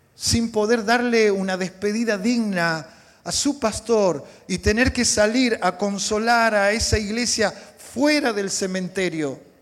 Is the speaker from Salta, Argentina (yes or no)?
yes; Salta, Argentina; Yo soy del norte de la Argentina. ¿sí? hay una provincia muy bonita, se llama Salta